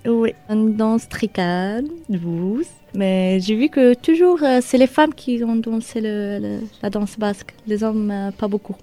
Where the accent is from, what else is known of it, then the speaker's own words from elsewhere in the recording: Marrakech, Marrakesh-Safi, Morocco; French is a second language; moved away as an adult; now in Hasparren, France; Je suis marocaine de la ville Marrakech